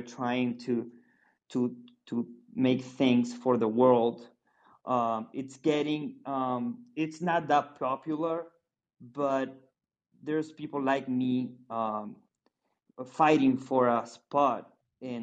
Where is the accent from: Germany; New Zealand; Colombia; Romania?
Colombia; I'm from Colombia